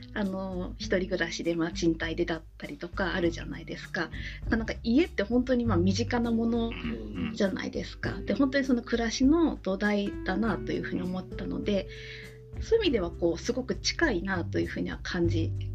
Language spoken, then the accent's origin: Japanese; Tochigi, Japan; 地元が栃木なので、まあ、そこであの働いてたんですけども